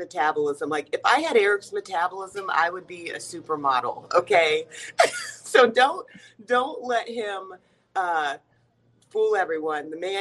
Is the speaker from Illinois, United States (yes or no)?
no; Atlanta, Georgia, United States; moved away as an adult; also born or lived in West Coast / Nevada; now in Fayetteville, United States; I grew up in Atlanta, Georgia.